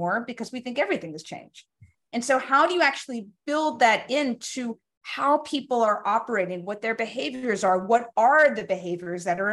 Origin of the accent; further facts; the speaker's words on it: New York City, New York, United States; I grew up in Brooklyn